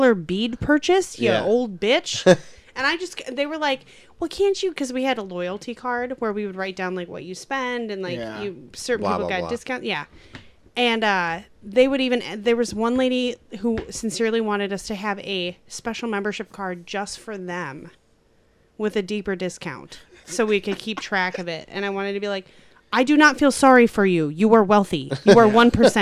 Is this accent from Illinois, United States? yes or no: yes; Chicago suburbs, Illinois, United States; moved away; I grew up in the Chicago suburbs